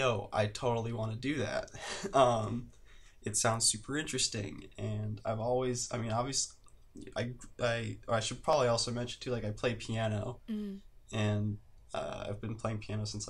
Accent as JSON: {"language": "English", "town": "Cleveland", "region": "Ohio", "country": "United States", "tie": "born or raised there", "also_born_or_lived": "Boston", "moved": "as an adult", "lives_now": "Los Angeles, United States", "said": "I hail from Cleveland, Ohio."}